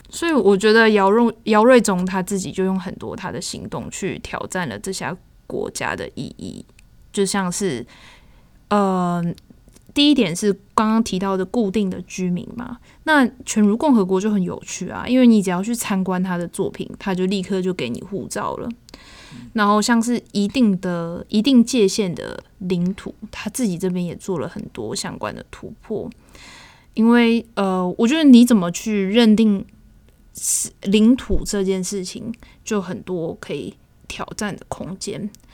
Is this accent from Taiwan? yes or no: yes; Taiwan; 身为台湾人